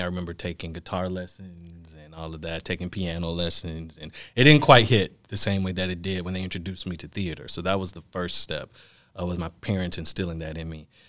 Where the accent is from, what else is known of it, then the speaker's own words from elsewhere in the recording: Milwaukee, Wisconsin, United States; I am born and raised in Milwaukee